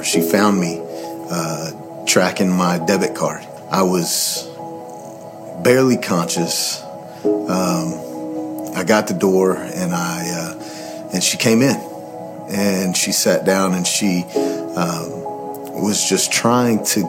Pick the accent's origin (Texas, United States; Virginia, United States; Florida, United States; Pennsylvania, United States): Texas, United States; Waxahachie; I grew up here in Waxahachie, a preacher's son